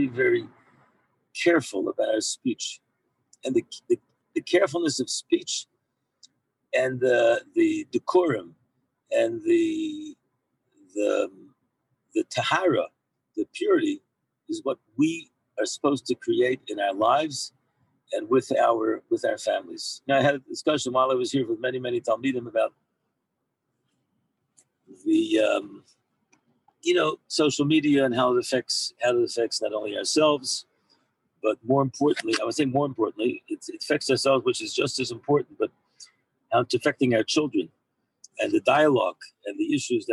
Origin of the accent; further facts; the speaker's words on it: Maryland, United States; now in Israel; I'm from Maryland